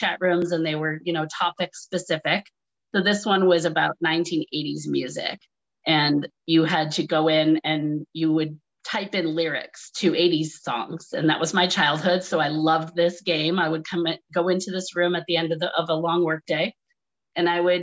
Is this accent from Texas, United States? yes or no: no; Groton, Massachusetts, United States; moved away as an adult; also born or lived in New York City; I am from Massachusetts originally, very small little town, Groton, Mass.